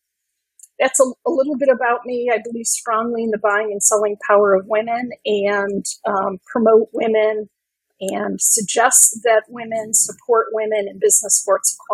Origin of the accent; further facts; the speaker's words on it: Rome, New York, United States; my hometown of Rome, New York